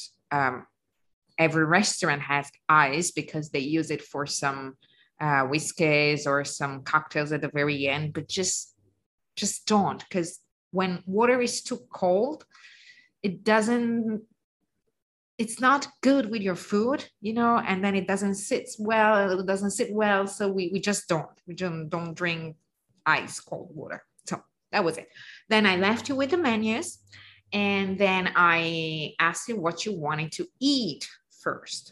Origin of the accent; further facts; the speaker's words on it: Lake Como, Lombardy, Italy; also born or lived in Piedmont; I know I said I'm from Lake Como, but my grandparents were from Piedmont